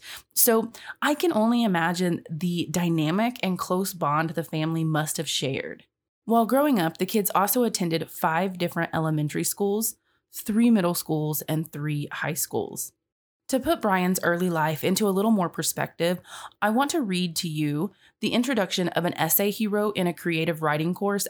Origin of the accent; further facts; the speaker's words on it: Florida, United States; To begin with, my family is from Haiti and moved to the States with my older brother. Fortunately, I was born in the States, so it was easier for my parents to get me enrolled into the Dade County school system faster.